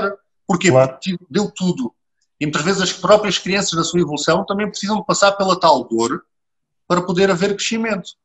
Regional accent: Portugal; nós portugueses temos muito esta capacidade

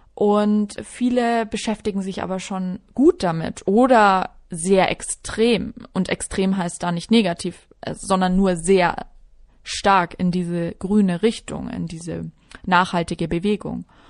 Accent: Regensburg, Bavaria, Germany; moved away as an adult; now in Munich, Germany; Ich bin geboren und aufgewachsen in Regensburg in der wunderschönen Oberpfalz. Also ich bin waschechte Bayerin.

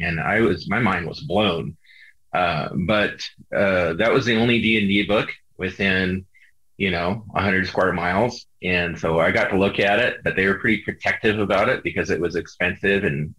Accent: Skwentna, Alaska, United States; growing up in Alaska is really key to that because I grew up in the middle of nowhere.

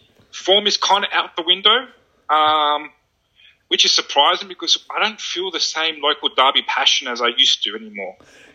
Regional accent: Sydney, New South Wales, Australia; I'm one of those Sharkies fans that's been born and raised in the St. George area, right?

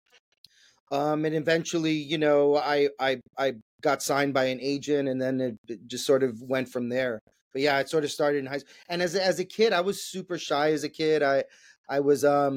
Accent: New York City, New York, United States; I was born and raised in New York City, in Manhattan. I grew up in Washington Heights, went to high school in the Bronx

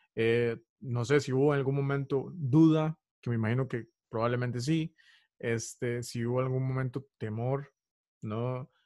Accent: Costa Rica; costarricense, soy costarricense.

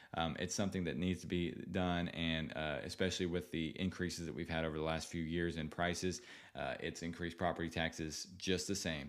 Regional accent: Seguin, Texas, United States; now in San Antonio, United States; I grew up in Seguin, you know, small town Seguin

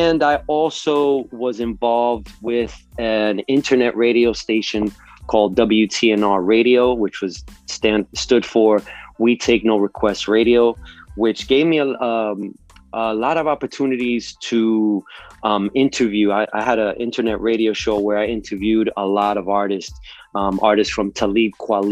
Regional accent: New York City, New York, United States; moved away as an adult; now in Miami, United States; I am originally from New York City, born and raised in New York City, uptown Washington Heights

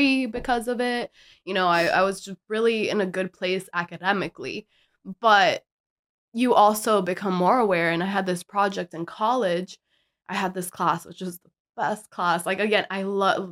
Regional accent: Miami, Florida, United States; growing up in Miami

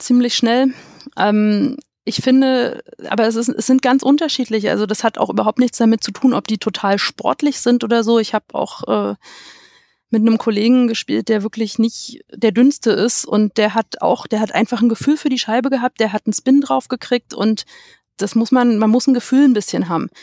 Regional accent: Stahnsdorf, Brandenburg, Germany; aus Starnsdorf bei Berlin

